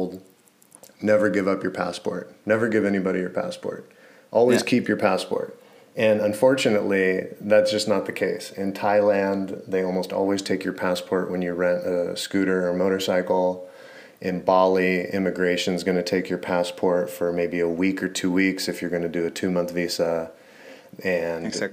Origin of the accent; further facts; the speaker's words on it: United States; also born or lived in California; being super American